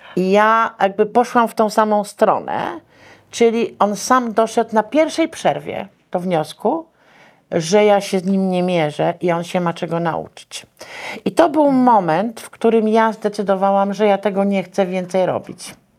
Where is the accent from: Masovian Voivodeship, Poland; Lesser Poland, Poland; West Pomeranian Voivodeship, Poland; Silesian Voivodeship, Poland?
Masovian Voivodeship, Poland; Warsaw; ja wychowałam się w Teatrze Wielkim Operowym, dzisiejszej Operze Narodowej.